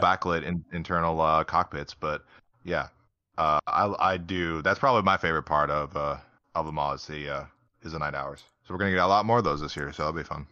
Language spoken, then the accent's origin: English; United States; being American